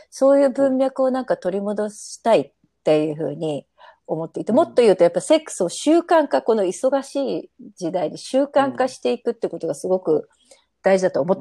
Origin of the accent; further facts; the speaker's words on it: Japan; moved away as an adult; also born or lived in Thailand; now in Costa Rica; 日本人の中流家庭に生まれ育ち